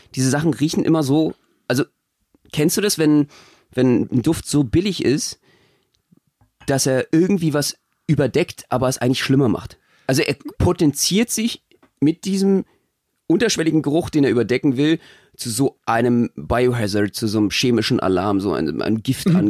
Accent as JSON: {"language": "German", "region": "Berlin", "country": "Germany", "said": "ich komme ja selber aus Marzahn"}